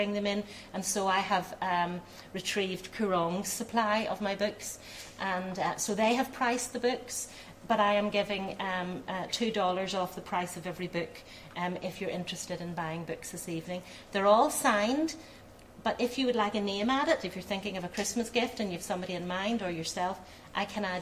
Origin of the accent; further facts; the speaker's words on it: Belfast, Northern Ireland, United Kingdom; My family at that time, when I was born, were living in working class Belfast. But I'm very fortunate to have been brought up by parents